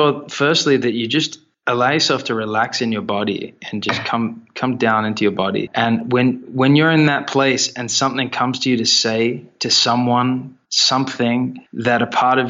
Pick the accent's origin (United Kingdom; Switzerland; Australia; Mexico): Australia; we're Australian